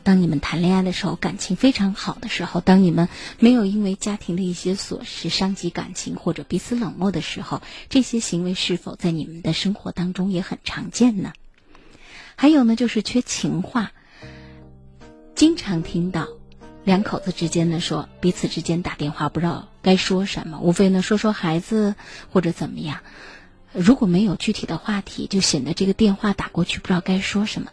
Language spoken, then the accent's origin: Chinese; Shaanxi, China; 咱们陕西的这个方言